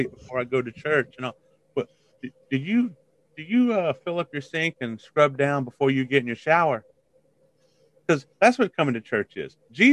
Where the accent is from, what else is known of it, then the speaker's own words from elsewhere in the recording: Biloxi, Mississippi, United States; I grew up in Biloxi, Mississippi